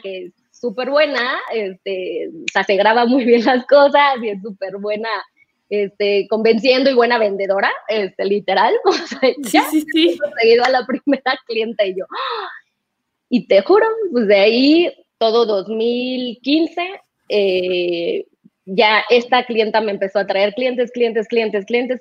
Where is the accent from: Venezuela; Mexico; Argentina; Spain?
Mexico; Mexico City; also born or lived in Guadalajara; regresarme a México, nosotros somos del DF, los dos